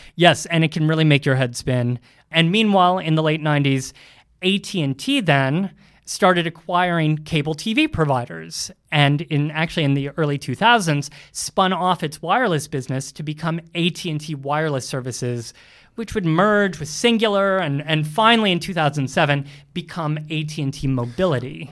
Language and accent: English; Ohio, United States; now in New York, United States; growing up in Ohio, I was in a house with about four telephones